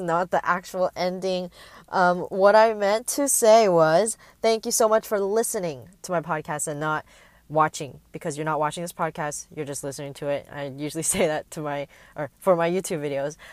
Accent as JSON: {"language": "English", "area": "Bay Area", "region": "California", "country": "United States", "tie": "born or raised there", "also_born_or_lived": "Taipei, Taiwan", "said": "I am from the Bay Area, and I've grown up here. I was born and raised here"}